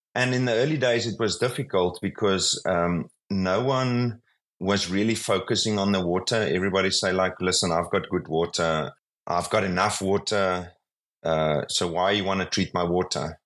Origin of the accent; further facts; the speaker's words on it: South Africa; I'm from South Africa